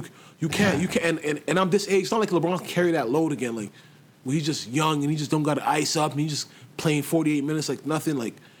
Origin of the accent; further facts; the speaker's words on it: Nigeria; I always know it's rough sometimes being a Nigerian watching the World Cup.